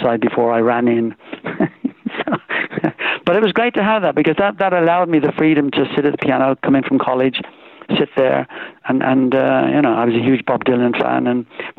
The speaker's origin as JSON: {"language": "English", "town": "Swindon", "region": "South West England", "country": "United Kingdom", "tie": "born or raised there", "also_born_or_lived": "Ireland", "accent": "Irish brogue", "said": "We left when I was just 7 years old"}